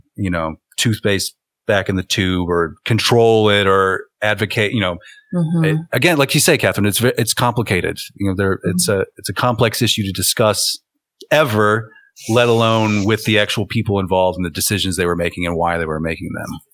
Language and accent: English; United States; I'm an American